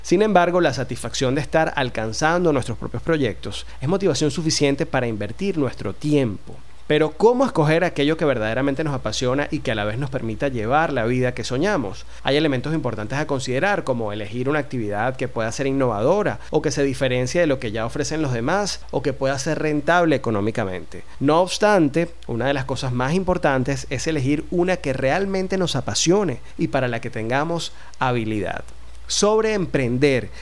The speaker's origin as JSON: {"language": "Spanish", "country": "Venezuela", "said": "en un país como el nuestro"}